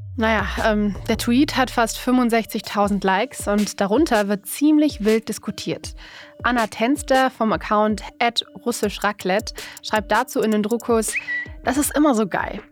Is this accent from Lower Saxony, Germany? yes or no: no; Duisburg, North Rhine-Westphalia, Germany; in meiner Heimatstadt Duisburg